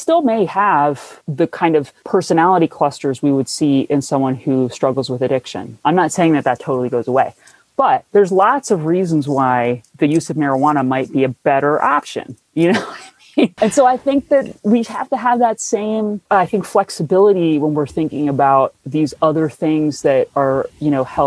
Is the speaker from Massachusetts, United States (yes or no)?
no; New Jersey, United States; moved away; I'm from New Jersey, where if you say pop, someone punches you in the face